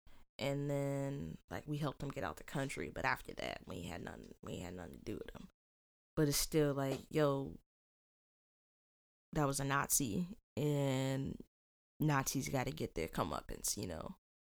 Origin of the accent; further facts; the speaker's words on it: United States; I'm Black. But where am I from? America.